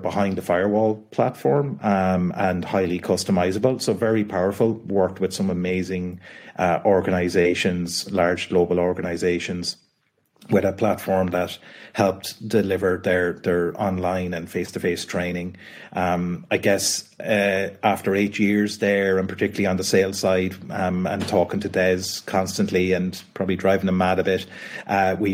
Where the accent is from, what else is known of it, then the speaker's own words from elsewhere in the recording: Kildare, Leinster, Ireland; I'm from Kildare, which is about an hour south of Dublin in Ireland. So grew up in a family, I guess, that had a family business